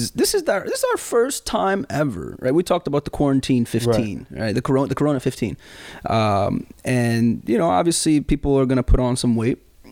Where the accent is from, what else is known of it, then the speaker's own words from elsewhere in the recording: Sudan; also born or lived in Saudi Arabia; especially when I grew up in Sudan and Saudi Arabia, I would walk around the house or walk around outside barefoot.